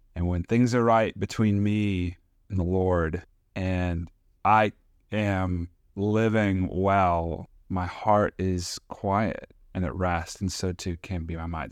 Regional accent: United States; as an American citizen with a nice paying job

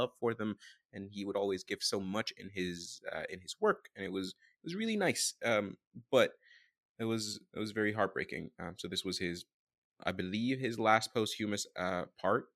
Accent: Sudan; I'm from Sudan, Northeast Africa, neighboring Egypt

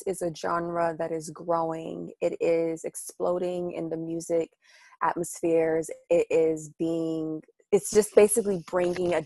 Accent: Maryland, United States; moved away as an adult; also born or lived in Washington, D.C., United States / Nigeria (ancestry); now in New York City, United States; we moved to Maryland. And I was in Maryland up until about 2014

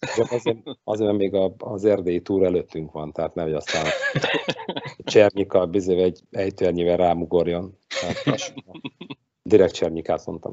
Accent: Budapest, Hungary; itt Kelenföldön, ahol én fölnőttem

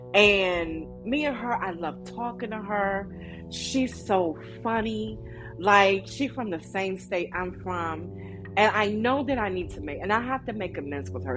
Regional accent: Maryland, United States; I'm from Maryland

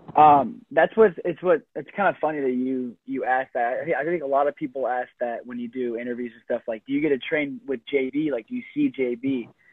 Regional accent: Iowa, United States; growing up in Iowa

